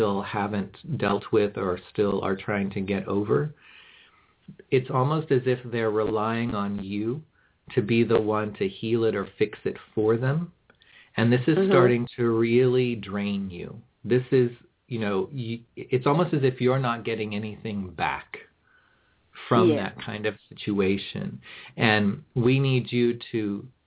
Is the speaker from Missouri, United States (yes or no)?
yes; Kansas City, Missouri, United States; moved away; also born or lived in Tennessee; I actually grew up in Kansas City